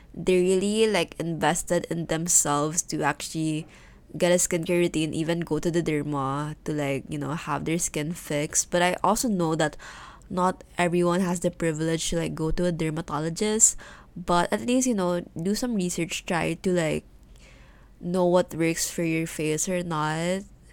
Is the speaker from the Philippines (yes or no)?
yes; Philippines; English is a second language; English, because it's not my first language